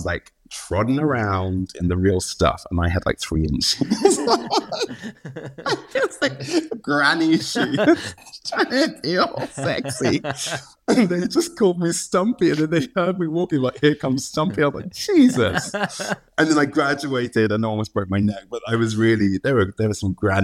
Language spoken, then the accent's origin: English; United Kingdom; we're British and in England